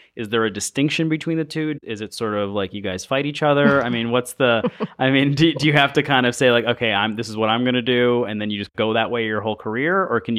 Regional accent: New York, United States; I mean, I grew up in Western New York, and there we still had Native American reservations, and you know, some family members are Native Americans.

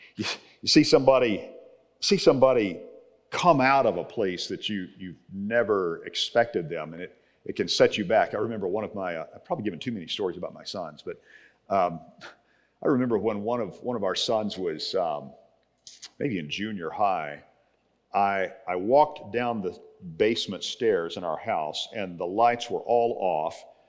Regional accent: Texas, United States; moved away; I grew up in Texas

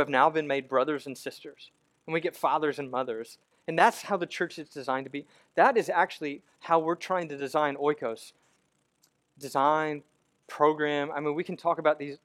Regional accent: United States; now in Memphis, United States; as an American Christian

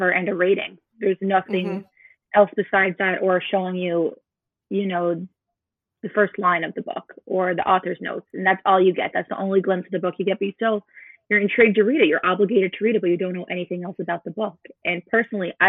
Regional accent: Newfoundland and Labrador, Canada; moved away as an adult; now in Edmonton, Canada; I'm originally from Newfoundland. I moved to Alberta about a year ago

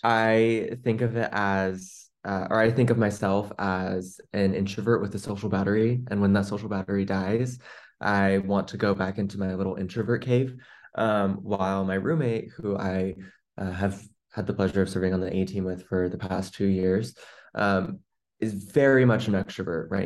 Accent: Seattle, Washington, United States; I'm from the Seattle, Washington area.

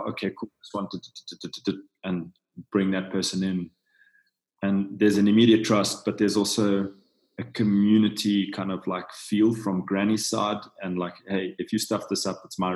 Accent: South Africa; I'm from South Africa

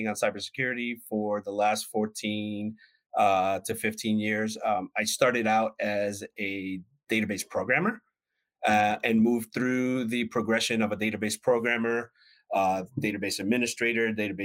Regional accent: New York City, New York, United States; now in DeLand, United States; I am originally from New York City, but I now make my home in sunny Deland, Florida

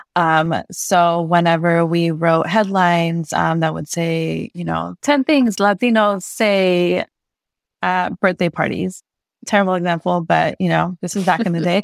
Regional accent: Santa Monica, California, United States; born or raised there

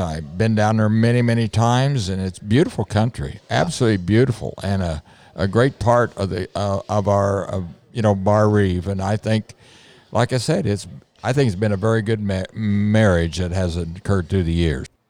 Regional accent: Montgomery, Indiana, United States; for me in my early years, I would say that uh, happiness was going to be Montgomery in my rearview yeah, mirror

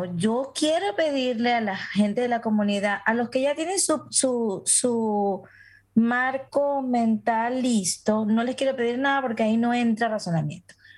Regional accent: Venezuela; moved away; en la comunidad a la que pertenezco por mi gentilicio como venezolana

